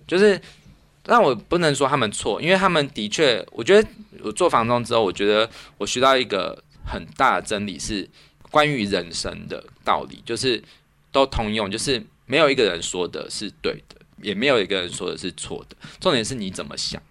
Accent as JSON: {"language": "Chinese", "town": "Zhongli", "region": "Taoyuan", "country": "Taiwan", "tie": "born or raised there", "moved": "yes", "said": "虽然说中立是我故乡，但是其实我感到很陌生"}